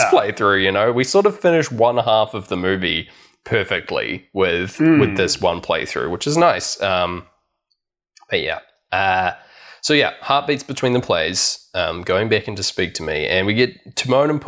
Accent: New Zealand; I went to Valentine's as a Kiwi kid

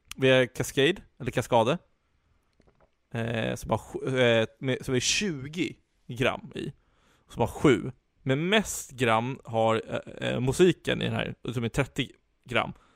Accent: Stockholm, Stockholm County, Sweden; Vi stockholmare

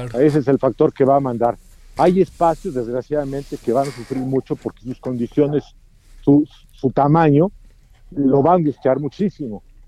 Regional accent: Mexico; como mexicano, sé que en México somos muy dados a querer violar las reglas.

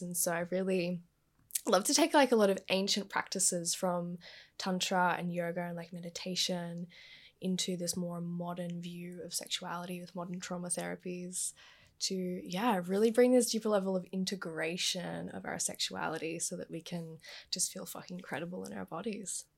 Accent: Gold Coast, Queensland, Australia; I was born and raised on the Gold Coast

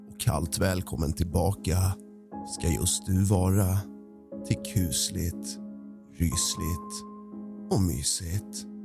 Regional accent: Trosa, Södermanland, Sweden; En typisk småstad. {S255} En {S0} skärgårdsidyll. En småstadsidyll. Staden heter Trosa

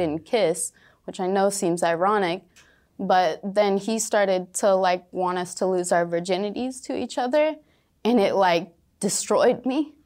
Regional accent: rural Washington, United States; moved away; twenty minutes away from my hometown.

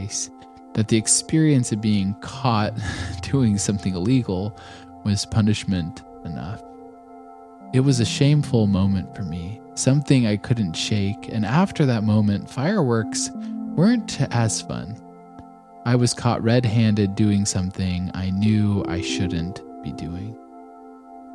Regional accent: Colorado, United States; I grew up in Colorado

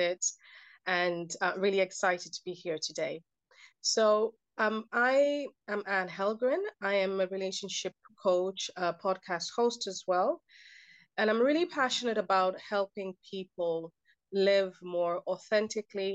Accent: Kenya; I grew up in a culture that was, so I'm Kenyan, my background is Kenyan, and I grew up in a culture that almost normalized domestic violence.

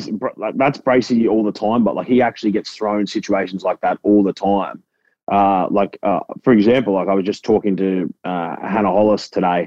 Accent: Gold Coast, Queensland, Australia; I grew up in suburbia on the Gold Coast, you know, like, and so even like I was kind of uneducated for a long part of my life.

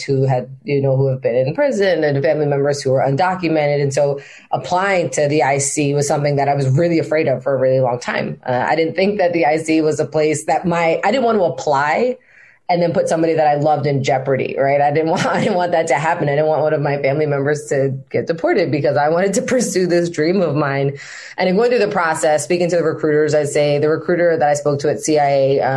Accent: Maryland, United States; also born or lived in New York; I was born in New York, left New York because my father was working for the federal government at the time, and we got sent over to Maryland. And so that's where I spent most of my formative years, right, from seven onward.

